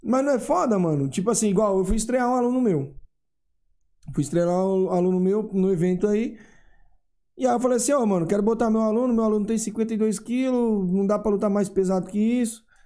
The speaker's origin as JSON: {"language": "Portuguese", "town": "Mombaça", "region": "Ceará", "country": "Brazil", "also_born_or_lived": "Fortaleza", "moved": "yes", "lives_now": "São Paulo, Brazil", "said": "eu morei na capital, mas eu sou de Mombaço, entendeu? Eu morei em Fortaleza há muitos anos"}